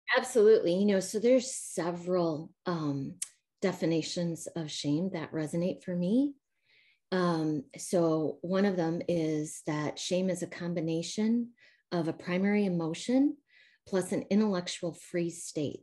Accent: Midwest, United States; accent: a little Midwestern mixed with a little Southern; moved away as an adult; now in Spring, Texas, United States; born and raised in the Midwest and then moved here about uh, eight years ago.

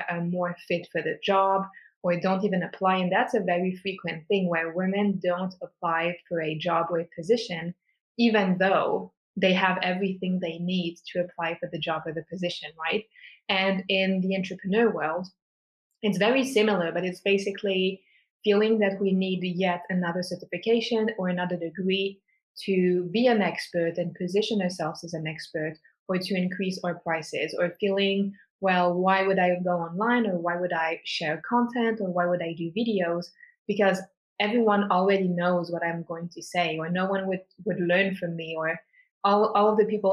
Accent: Switzerland; born and raised in Switzerland

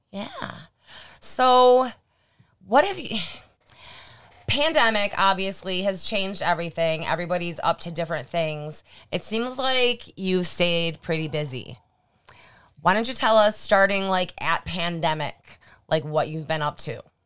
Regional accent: near Lockport, New York, United States; I grew up in New Fayetteville, which is like the next town over. So if we wanted to do anything, we had to go to Lockport

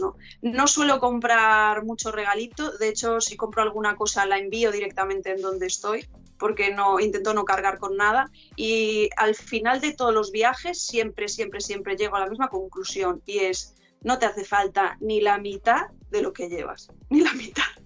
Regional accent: near Ferrol, northern Galicia, Spain; Yo de Galicia, del norte de Galicia, cerca de Ferrol, que está a media hora de A Coruña

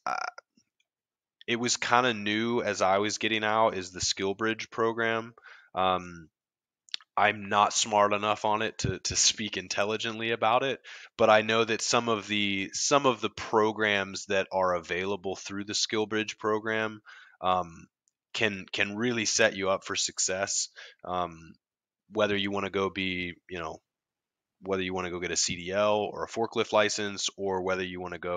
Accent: Columbia, South Carolina, United States; I grew up in Columbia. That's kind of where I was from

